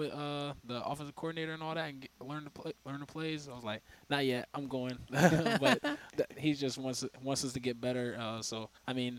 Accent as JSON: {"language": "English", "town": "Raleigh", "region": "North Carolina", "country": "United States", "tie": "born or raised there", "moved": "yes", "said": "my hometown"}